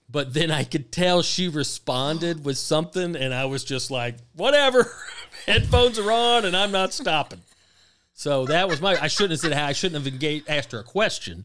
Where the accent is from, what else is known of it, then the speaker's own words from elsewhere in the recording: the South, United States; I grew up in the South where the weather's good